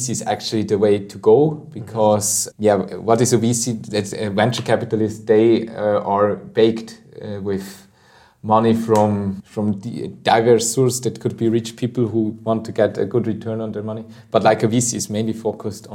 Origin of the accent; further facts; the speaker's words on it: Obwalden, Switzerland; I'm originally from Obwald, that's in the middle of Switzerland